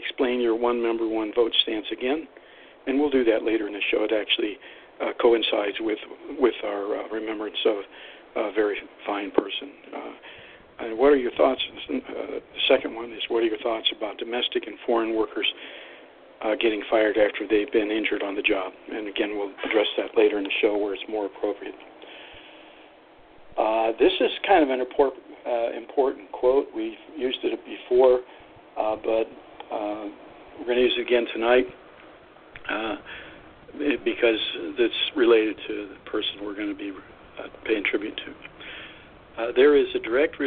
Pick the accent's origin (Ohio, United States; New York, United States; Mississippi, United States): Ohio, United States; Youngstown; moved away; also born or lived in Michigan / Tennessee / Kentucky / California; I grew up in Youngstown, Ohio